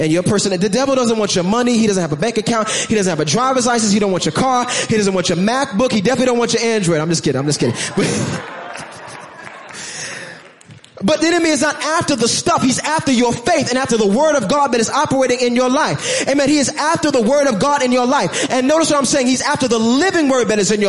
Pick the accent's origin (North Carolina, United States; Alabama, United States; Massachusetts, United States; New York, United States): New York, United States; New York City; I'm from Brooklyn